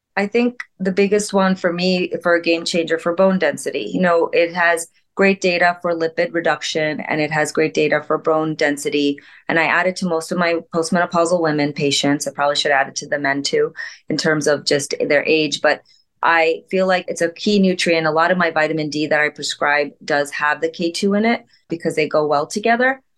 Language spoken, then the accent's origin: English; India; As an Indian physician